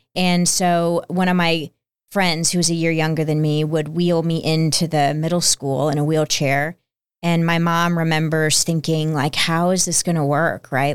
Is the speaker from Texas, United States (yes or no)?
yes; Plano, Texas, United States; also born or lived in Peoria, Illinois; I was two when we moved to the Dallas area to Plano, Texas. And I was raised there